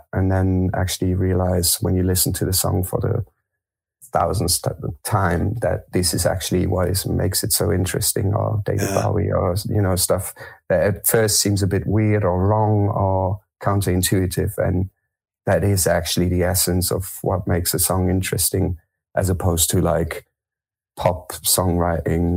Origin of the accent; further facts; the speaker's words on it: Germany; also born or lived in France; I was born in France. I grew up in Germany.